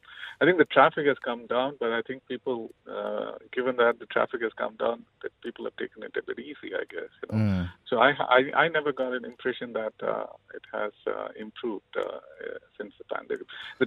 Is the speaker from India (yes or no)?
yes; India; I'm Indian.